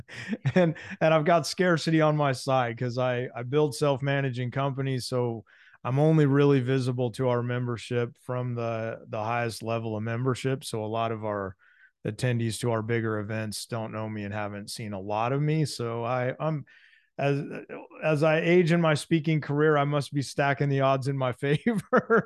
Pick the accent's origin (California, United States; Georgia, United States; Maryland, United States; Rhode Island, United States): California, United States; San Diego; I'm a Southern California boy, so I'm from San Diego